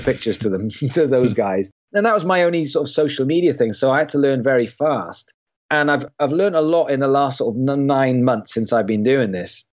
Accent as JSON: {"language": "English", "town": "Swansea", "region": "Wales", "country": "United Kingdom", "tie": "born or raised there", "said": "I come from a, a city in Wales called Swansea. So I grew up in Swansea."}